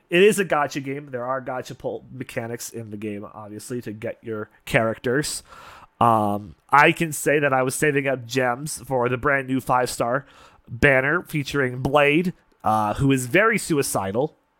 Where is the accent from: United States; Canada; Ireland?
Canada; I've been to Vegas several times. It's like a second home to me as a Canadian.